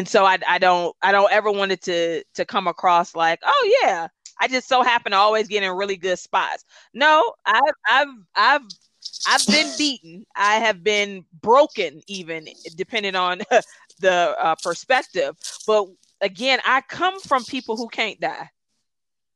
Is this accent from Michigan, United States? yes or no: yes; Detroit, Michigan, United States; first language Gullah; English is a second language; I'm from Detroit and I'm gullah